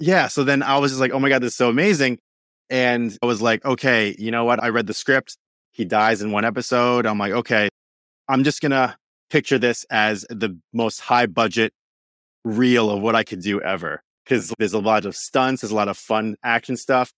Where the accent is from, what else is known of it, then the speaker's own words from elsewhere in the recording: New York, United States; raised in New York my whole life